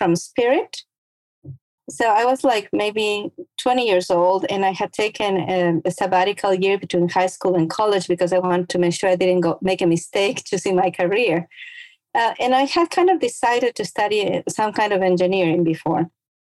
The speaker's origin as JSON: {"language": "English", "country": "Ecuador", "tie": "born or raised there", "moved": "as an adult", "lives_now": "United States", "said": "I was born and raised in Ecuador, which is a small country in South America, right on the equator"}